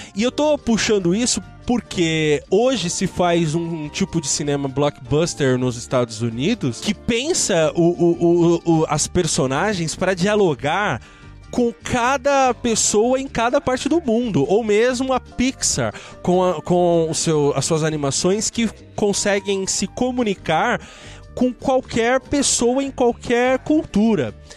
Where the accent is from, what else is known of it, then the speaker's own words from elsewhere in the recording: Brazil; nós, enquanto brasileiros